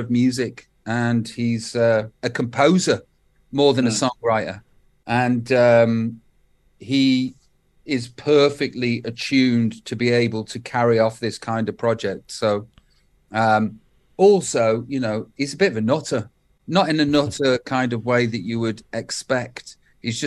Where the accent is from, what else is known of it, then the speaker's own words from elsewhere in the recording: Stoke-on-Trent, West Midlands, United Kingdom; moved away; I'm still from Stoke